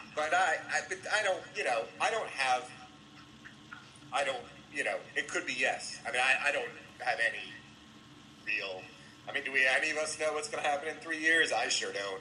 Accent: Oxford, Ohio, United States; moved away; also born or lived in Cincinnati, Ohio; I grew up in Oxford

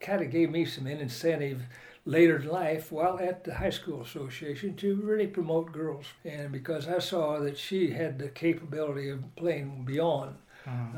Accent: Lebanon, Missouri, United States; My hometown of Lebanon, Missouri, has 15,000 friendly folks

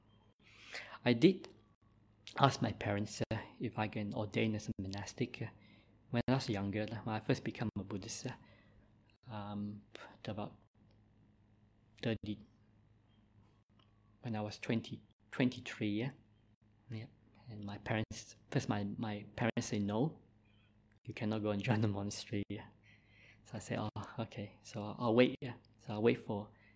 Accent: Christmas Island; accent: Malaysian; English is a second language; moved away as an adult; also born or lived in Malaysia / Perth, Australia; now in Victoria, Australia; I also grew up on the mines on Christmas Island, so I was a Christmas Islander.

